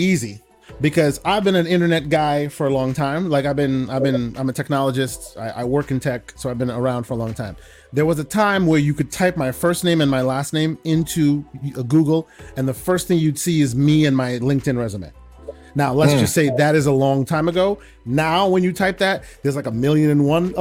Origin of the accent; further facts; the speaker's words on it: The Hague, South Holland, Netherlands; moved away; also born or lived in Germany / Amsterdam / Rotterdam; I was raised in the Netherlands, So like, ooh, like born in Germany, raised in most of my life in the Netherlands